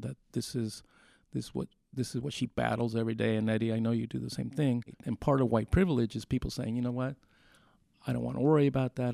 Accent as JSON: {"language": "English", "country": "Mexico", "tie": "born or raised there", "moved": "yes", "lives_now": "United States", "said": "Mexico. which is where I was raised"}